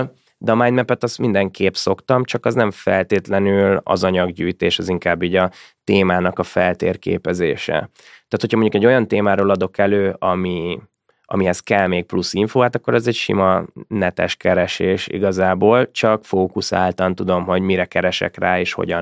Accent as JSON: {"language": "Hungarian", "country": "Hungary", "said": "vittem magyarként"}